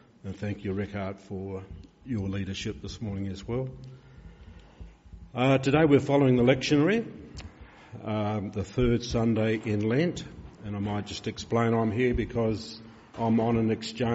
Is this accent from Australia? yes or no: yes; Peterborough, South Australia, Australia; I came from Peterborough, a railway town